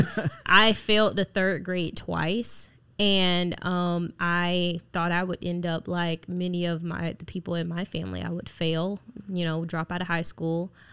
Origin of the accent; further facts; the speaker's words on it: Jacksonville, Florida, United States; I grew up in Jacksonville, Florida, in the inner city